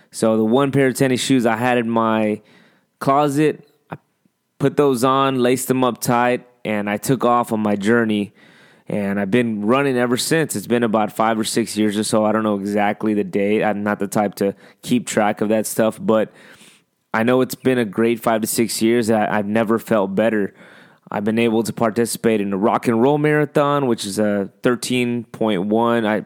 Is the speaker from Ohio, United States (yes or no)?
yes; northeastern Ohio, United States; moved away as an adult; now in San Antonio, United States; Originally, I grew up in northeastern Ohio.